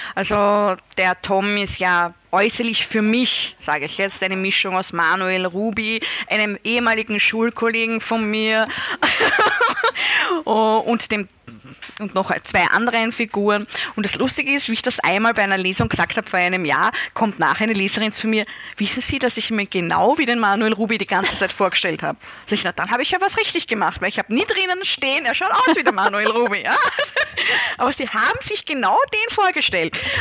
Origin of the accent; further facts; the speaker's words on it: Styria, Austria; in der Steiermark, da wo ich aufgewachsen bin